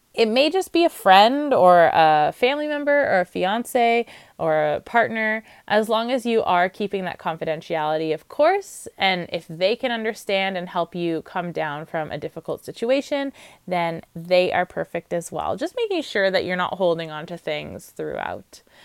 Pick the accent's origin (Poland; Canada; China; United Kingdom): Canada; Ontario; I'm from Ontario, so I know that Kodo is our college.